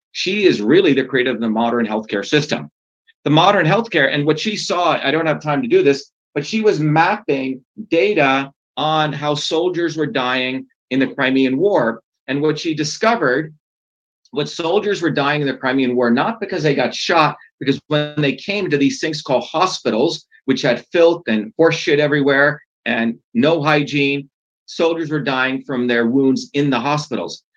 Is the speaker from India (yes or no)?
yes; India; now in United States; I grew up in India. I was born in India.